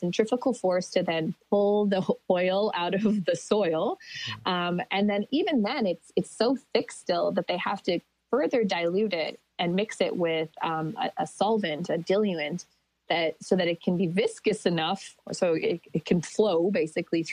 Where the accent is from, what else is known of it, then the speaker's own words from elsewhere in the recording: Athabasca Chipewyan First Nation, Alberta, Canada; I'm from a community called Athabasca Chipewyan First Nation, and we're downstream from the Alberta tar sands.